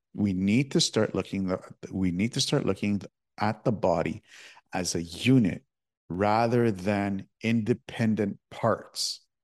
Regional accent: Toronto, Ontario, Canada; I'm from Toronto

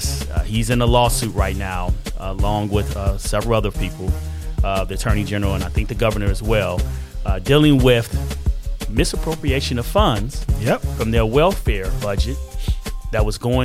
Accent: Chicago, Illinois, United States; They said I'm biased. I'm from Chicago.

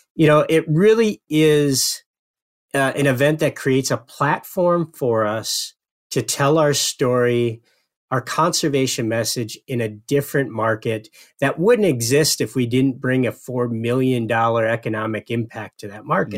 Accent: Upper Peninsula of Michigan, United States; now in White Bear Lake, United States; I grew up in the Upper Peninsula of Michigan

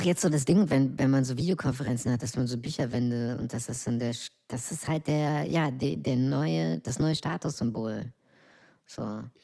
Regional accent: East Germany, Germany; mein Land, in dem ich geboren bin

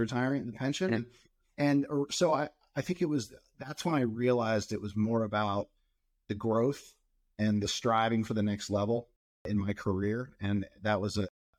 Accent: outside of Philadelphia, New Jersey, United States; moved away as an adult; now in West Coast, United States; I grew up in New Jersey, outside of Philadelphia area

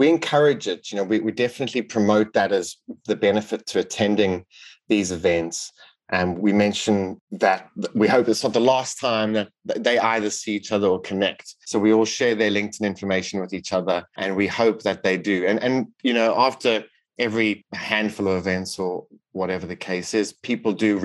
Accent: South Africa; now in United Kingdom; I grew up in South Africa

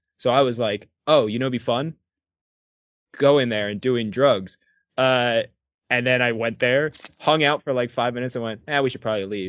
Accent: Barrington, New Jersey, United States; I come from Barrington, which is a small town in New Jersey

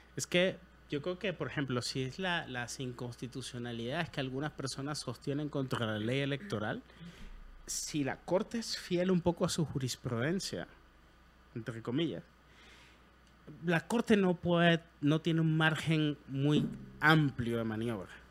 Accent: Venezuela; moved away as an adult; now in Guatemala; soy extranjero, tengo nueve años aquí, así como en mi país

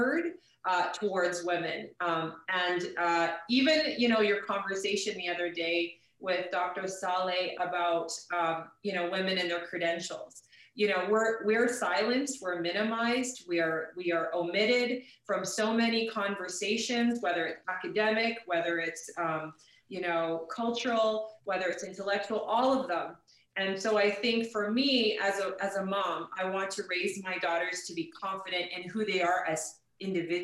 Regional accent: St. Albert, Alberta, Canada; I grew up in St. Albert

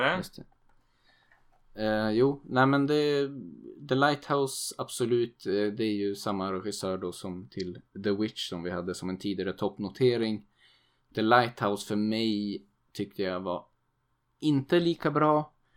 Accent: Sweden; som svensk

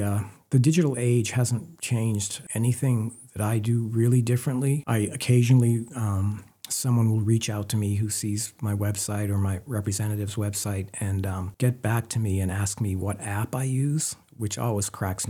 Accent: Maine, United States; Andrew found out that I was from Maine, and he was living in South Portland at the time.

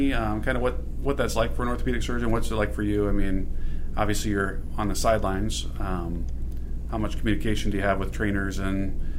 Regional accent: Mount Vernon, Iowa, United States; I grew up in Mount Vernon.

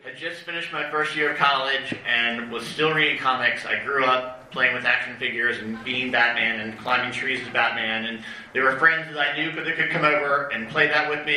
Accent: Decatur, Georgia, United States; I'm from Decatur, Georgia

